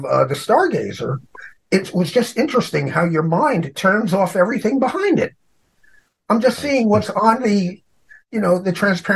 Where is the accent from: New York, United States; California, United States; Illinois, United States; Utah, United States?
New York, United States; New York City; I'm from New York City